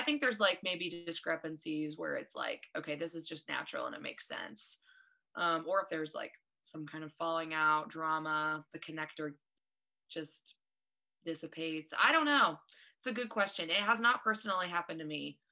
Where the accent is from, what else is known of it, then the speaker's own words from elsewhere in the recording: Eaton, Ohio, United States; now in Columbus, United States; I am from, now you Miami friends might know, Eaton, Ohio